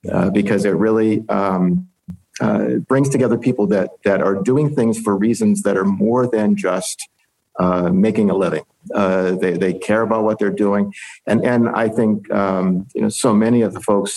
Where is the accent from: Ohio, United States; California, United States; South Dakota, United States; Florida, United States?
Ohio, United States; I grew up in the Midwest in Ohio